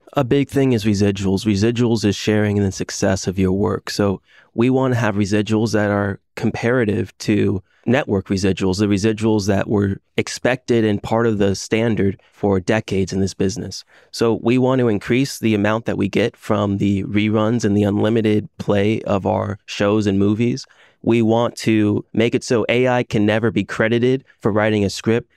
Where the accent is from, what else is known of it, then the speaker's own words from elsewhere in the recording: Orlando, Florida, United States; I'm from Orlando, Florida.